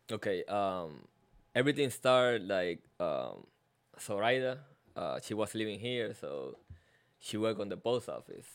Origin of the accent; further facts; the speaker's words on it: Carolina, Puerto Rico; first language Spanish; English is a second language; moved away as an adult; now in United States; I'm from Puerto Rico, um, Carolina, Puerto Rico